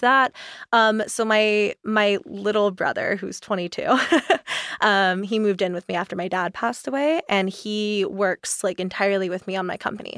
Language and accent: English; East Coast, United States; moved away; I grew up on the East Coast, so I was really used to, like, super high humidity